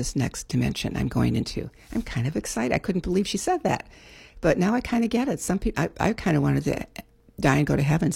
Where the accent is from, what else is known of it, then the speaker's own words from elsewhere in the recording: Chicago, Illinois, United States; moved away as an adult; also born or lived in California; now in Maui, United States; I was brought up in Chicago. Actually, I didn't leave until I was like 35.